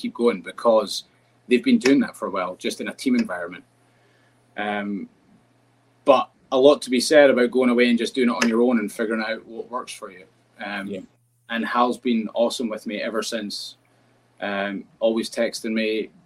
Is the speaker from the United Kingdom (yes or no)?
yes; United Kingdom; now in United States; being a Brit and not growing up with baseball